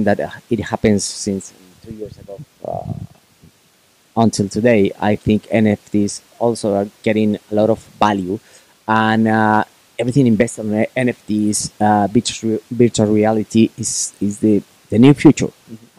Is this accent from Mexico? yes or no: yes; Puebla, Mexico; Puebla, city where my hometown